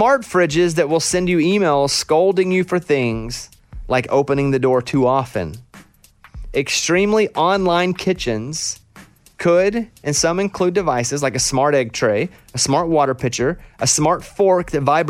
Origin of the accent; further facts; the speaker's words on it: Arkansas, United States; I don't know a lot about fly fishing because I grew up in Arkansas and we did a lot of flat bottom boat fishing.